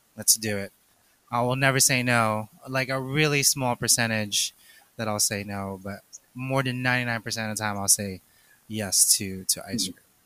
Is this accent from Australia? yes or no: no; Philippines; I'm, I'm Asian, two, I'm Filipino